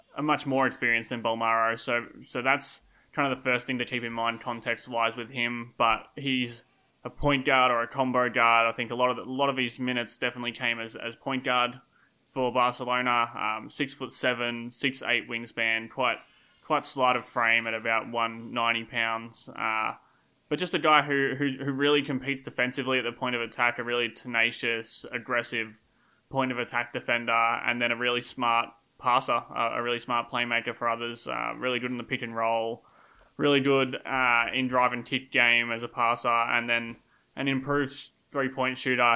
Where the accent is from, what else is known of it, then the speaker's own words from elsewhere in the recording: Australia; accent: Australian; my Australian accent